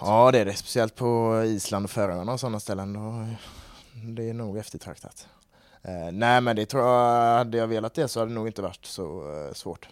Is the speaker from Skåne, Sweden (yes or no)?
no; Gothenburg, Västra Götaland, Sweden; jag är ju från eh, Kolltorp så det har alltid varit i familjen med